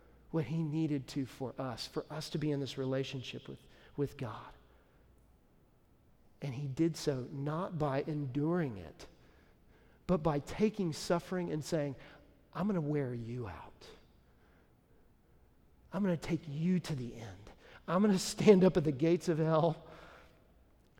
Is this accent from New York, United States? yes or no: no; Dallas, Texas, United States; now in Nashville, United States; Dallas is my hometown